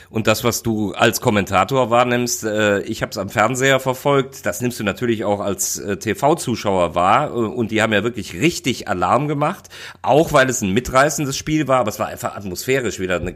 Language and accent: German; Rostock, Mecklenburg-Vorpommern, Germany; auch wenn mich das als Rostocker auf die Palme bringen würde